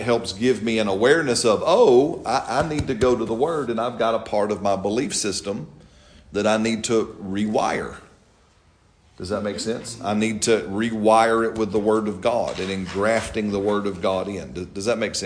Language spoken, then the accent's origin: English; Alabama, United States; I'm from Alabama